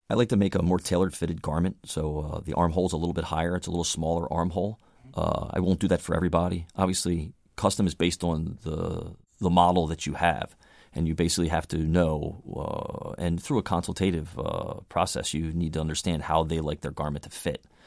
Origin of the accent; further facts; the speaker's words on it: Baltimore, Maryland, United States; I grew up in Baltimore, Maryland